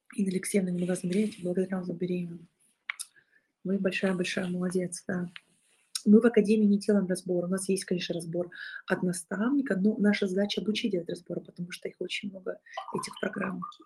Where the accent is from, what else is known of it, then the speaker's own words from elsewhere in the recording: Bolshaya Martynovka, Rostov Oblast, Russia; Я из Большой Мартыновки, населенный пункт Ростовской области.